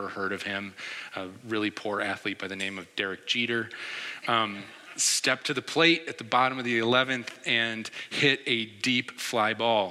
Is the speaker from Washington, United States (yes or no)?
no; New York, United States; also born or lived in Philadelphia; I'm from New York